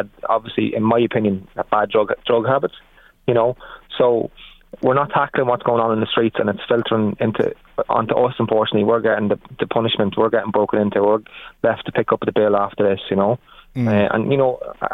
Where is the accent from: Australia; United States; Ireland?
Ireland; Navan, Leinster; I'm Navan born, bred and reared. When I grew up in Navan